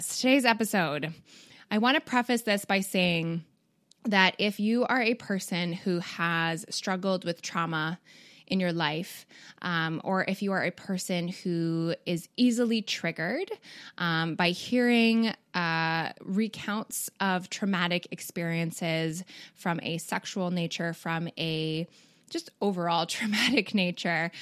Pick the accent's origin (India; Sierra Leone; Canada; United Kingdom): Canada; also born or lived in Midwest, United States; now in United States; I'm not a Southerner. I do live in the Midwest though. But actually Canadian.